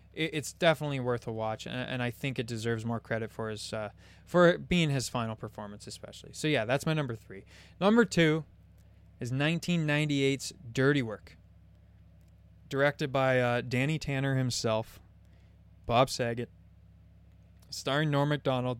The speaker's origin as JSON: {"language": "English", "country": "Canada", "said": "I'm Canadian."}